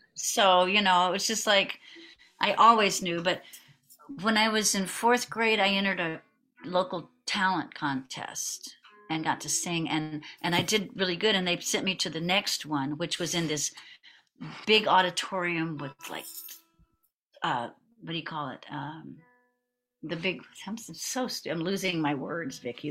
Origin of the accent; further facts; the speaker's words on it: Houston, Texas, United States; I'm from Houston, from Spring Branch, which is just part of Houston